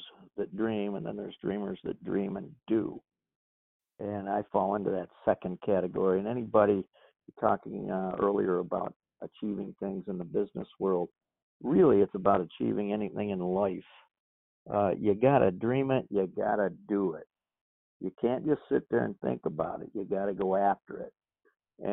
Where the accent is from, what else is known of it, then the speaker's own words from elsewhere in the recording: Corning, New York, United States; moved away as an adult; now in Cape Coral, Fort Myers, Florida, United States; I moved from my hometown of Corning, New York